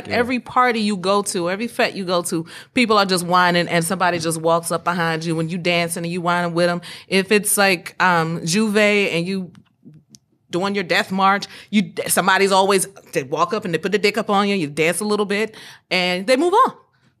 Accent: the South, United States; I'm from the South, mm-hmm. and people from the South, we have historically been known to dance a certain way.

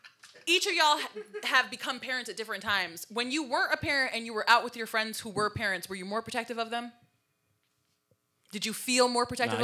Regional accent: Waterbury, Connecticut, United States; we grew up in Waterbury, Connecticut, and we know how Waterbury, Connecticut is.

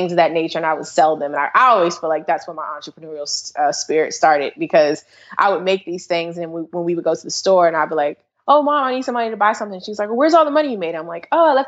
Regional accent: Maryland, United States; also born or lived in Washington, D.C. / Prince George's County, Maryland; I'm actually from Washington, D.C., born in Washington, D.C., raised in Maryland and PG County, and mainly Montgomery County

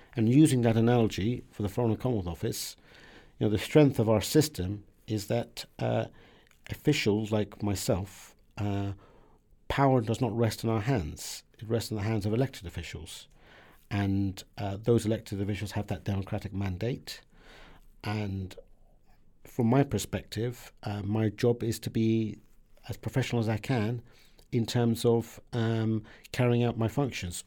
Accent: Southampton, South East England, United Kingdom; English is a second language; also born or lived in Iran; When I came to the U K when I was seven

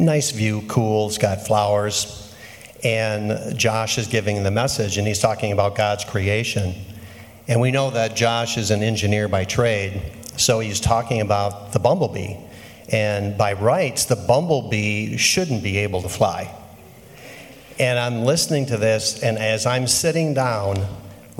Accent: Manawa, Wisconsin, United States; I'm from central Wisconsin, a small town called Manawa

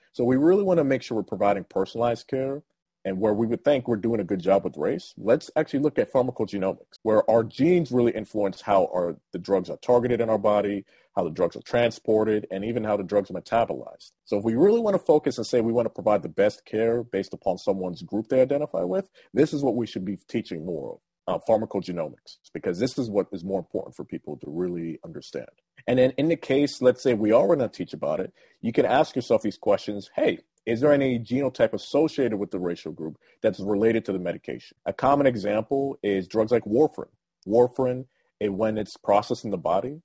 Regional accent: outside of Philadelphia, Pennsylvania, United States; moved away; I grew up outside of Philadelphia

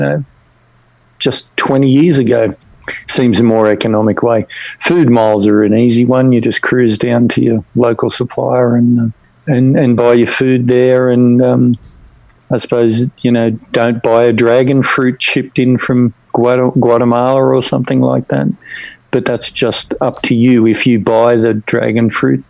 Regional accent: Australia; the way that we're not American is it's basically the same continental landmass with only 27 million people

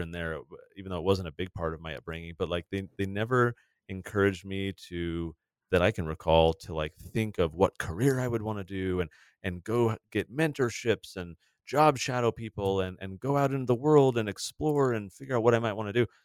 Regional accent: San Diego, California, United States; I grew up in San Diego

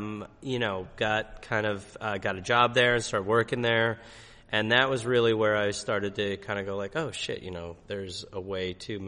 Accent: Brown Deer, Wisconsin, United States; moved away; I'm from Milwaukee County, basically. Okay. I'm from a town called Brown Deer.

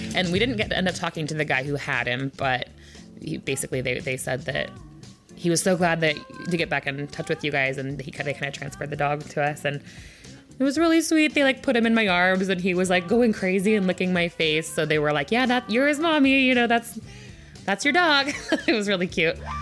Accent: Olympia, Washington, United States; I was born in Olympia, and I live on the east side

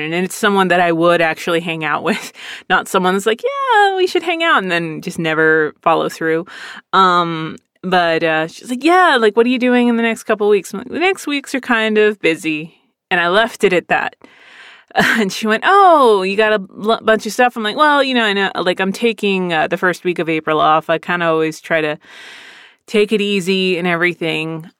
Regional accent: Philadelphia, Pennsylvania, United States; I was born in Philadelphia

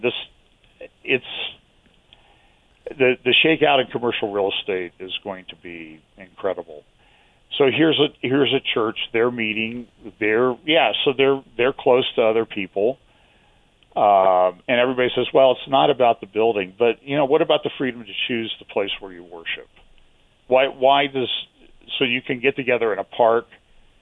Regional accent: United States; As an American

